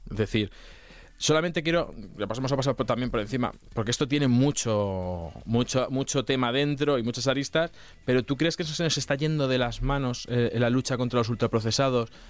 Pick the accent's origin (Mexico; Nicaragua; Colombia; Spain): Spain; Castilla-La Mancha; yo soy de Castilla-La Mancha.